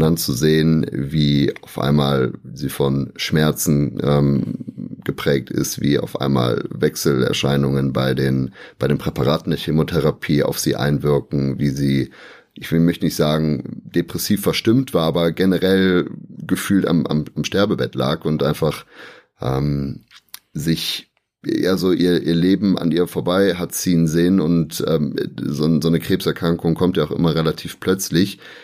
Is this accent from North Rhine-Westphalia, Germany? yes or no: yes; Aachen, North Rhine-Westphalia, Germany; wir sind ja direkt an der Grenze zu Belgien und zu den Niederlanden. Deswegen, ich bin so groß geworden